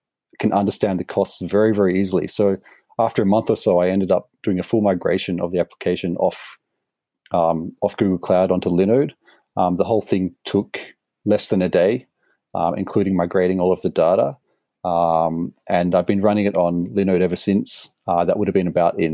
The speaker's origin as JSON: {"language": "English", "country": "Australia", "also_born_or_lived": "Sydney", "said": "I'm Australian, obviously, in Sydney"}